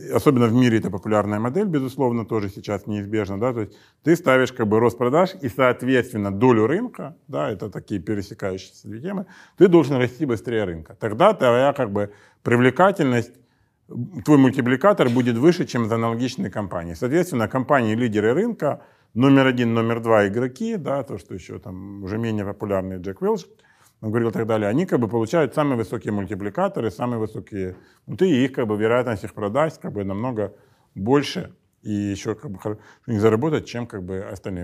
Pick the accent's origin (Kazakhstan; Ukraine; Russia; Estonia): Ukraine; Donbas; в Донбассе, откуда я родом